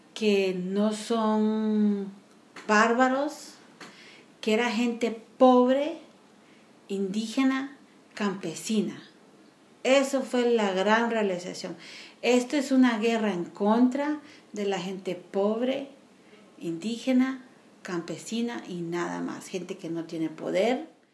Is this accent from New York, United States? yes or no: yes; New York, United States; also born or lived in Guatemala; yo soy materia prima guatemalteca, pero diseñada en Nueva York.